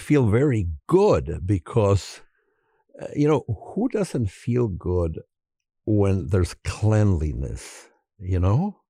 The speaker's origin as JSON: {"language": "English", "town": "Chicago", "region": "Illinois", "country": "United States", "said": "we're, we're from Chicago"}